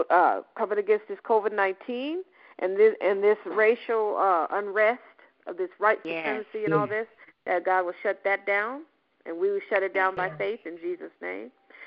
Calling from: Aurora, Colorado, United States; also born or lived in Denver, Colorado; I'm calling from Denver, Colorado. I actually live in Aurora now, but I'm in Colorado.

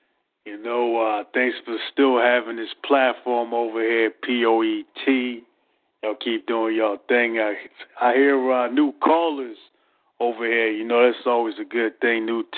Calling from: Philadelphia, Pennsylvania, United States; I'm calling from Philadelphia, Pennsylvania.

